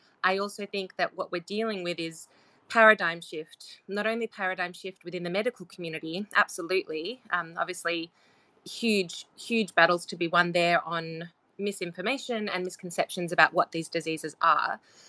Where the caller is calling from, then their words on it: Australia; I'm calling in from Australia as well.